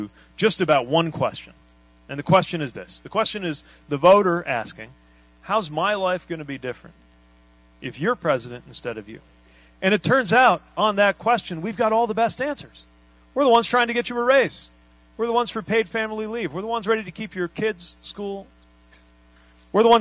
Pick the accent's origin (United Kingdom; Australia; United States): United States; South Bend, Indiana; I grew up in Indiana.